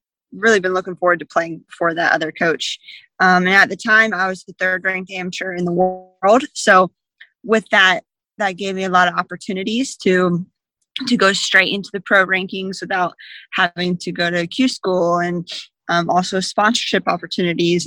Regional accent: Jacksonville, Florida, United States; I was 10 years old in a summer camp in my hometown of Jacksonville, Florida

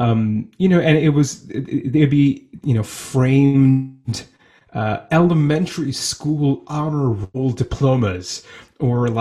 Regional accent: Fishkill, New York, United States; I grew up in the Mid-Hudson Valley of New York, about 70 or 80 miles north of New York City

